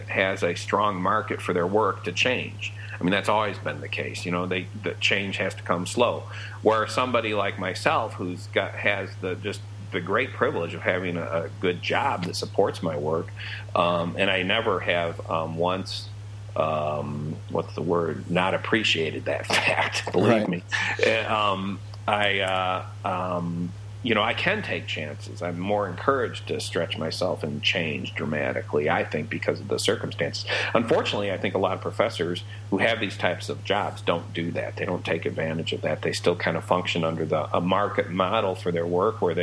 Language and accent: English; United States; I'm an American